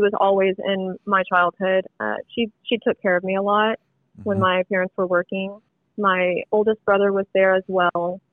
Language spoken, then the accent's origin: English; Alvin, Texas, United States; also born or lived in Katy, Texas; Originally, I'm from Alvin, Texas